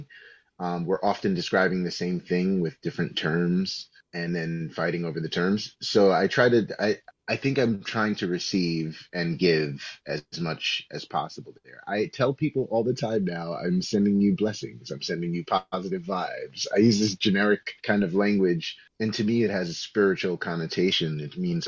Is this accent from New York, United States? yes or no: yes; New York City, New York, United States; I grew up in New York City